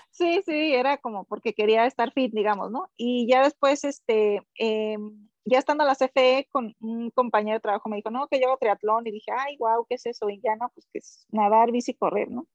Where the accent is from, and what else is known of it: Villa Benito Juárez, Sinaloa, Mexico; born or raised there; also born or lived in Culiacán, Sinaloa; now in United States